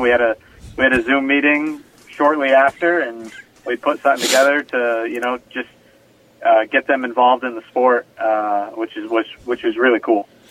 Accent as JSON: {"language": "English", "town": "Stafford", "region": "Connecticut", "country": "United States", "tie": "born or raised there", "said": "my hometown of Stafford"}